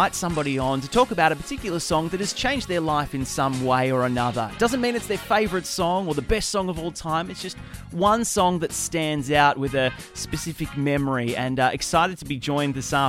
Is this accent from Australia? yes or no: yes; Australia; accent: Australian; Obviously, you can tell from my accent, I'm based here in Australia.